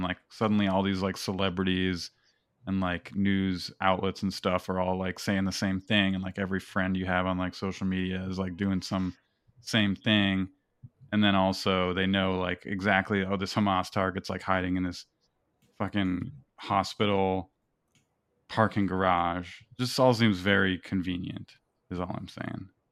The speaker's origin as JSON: {"language": "English", "country": "United States", "said": "we're all American"}